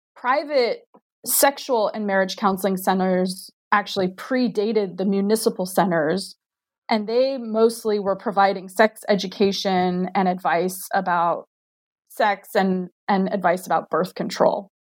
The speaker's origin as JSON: {"language": "English", "town": "Diamond Bar", "region": "California", "country": "United States", "also_born_or_lived": "Maryland / Central Virginia", "moved": "as an adult", "lives_now": "Virginia, United States", "said": "am from Diamond Bar, California, which is a suburb of Los Angeles"}